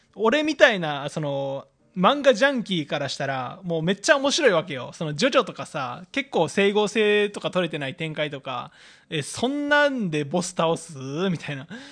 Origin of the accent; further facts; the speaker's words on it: Fukui, Japan; 出身が福井県なんですけれども